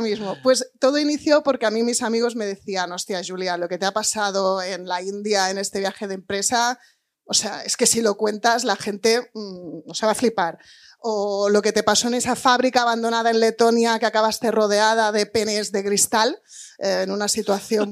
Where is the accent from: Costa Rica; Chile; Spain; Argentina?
Spain; moved away as an adult; also born or lived in England; emigrar como español, irte a trabajar a un papa a Inglaterra, que es lo que yo he hecho